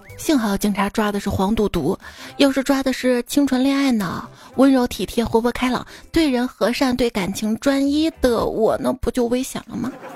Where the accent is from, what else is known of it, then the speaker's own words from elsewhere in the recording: northern China, China; 我是北方人